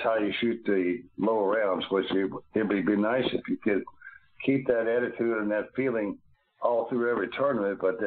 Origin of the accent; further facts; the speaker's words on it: Louisville, Kentucky, United States; being born and raised in Louisville